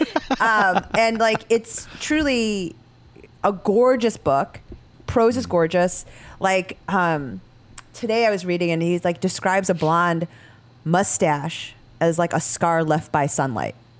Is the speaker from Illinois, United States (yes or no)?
yes; Chicago, Illinois, United States; I'm a Chicagoan in that regard like through and through